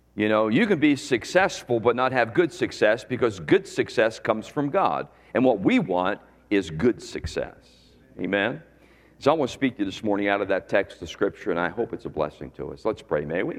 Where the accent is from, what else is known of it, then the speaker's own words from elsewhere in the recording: Philadelphia, Pennsylvania, United States; moved away as an adult; also born or lived in Lancaster County, Pennsylvania; now in Florida, United States; I was born in Philadelphia